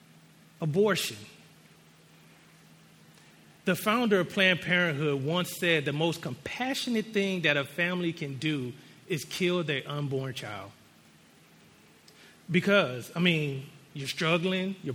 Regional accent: United States; being American

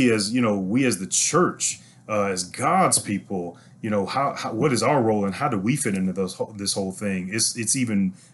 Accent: St. Louis, Missouri, United States; now in Houston, United States; I'm originally from St. Louis, Missouri, and that's where I was born and raised.

